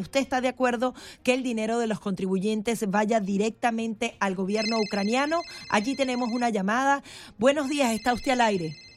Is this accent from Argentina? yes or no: no; Venezuela; yo soy venezolana